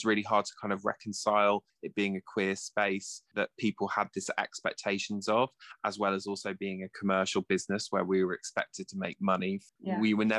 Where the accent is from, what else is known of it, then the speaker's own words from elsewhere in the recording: Poole, South West England, United Kingdom; I grew up in Poole in Dorset and was born in 1985, so I'm of a similar vintage to Ronnie. And I went to a boys' grammar school in Poole